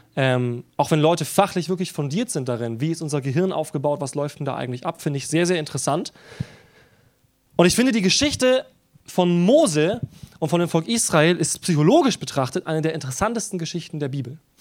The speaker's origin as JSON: {"language": "German", "country": "Germany", "said": "Wir sind als Deutsche"}